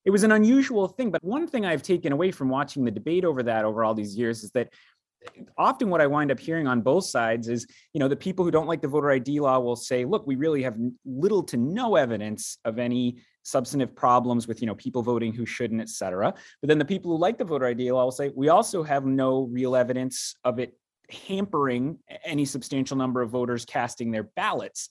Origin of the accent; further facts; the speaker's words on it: Attleboro, Massachusetts, United States; I grew up in Attleboro, which touches Pawtucket, Rhode Island